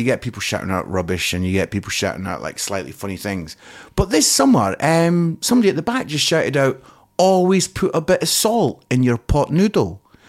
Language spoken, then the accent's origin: English; Scotland, United Kingdom; accent: Scottish; Yes, that's my Scottish accent.